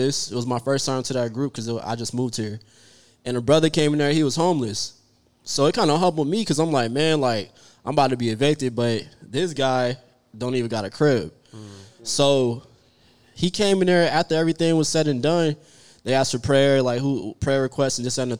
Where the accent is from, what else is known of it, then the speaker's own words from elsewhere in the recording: Orlando, Florida, United States; moved away as an adult; now in Dallas, United States; I'm originally from Orlando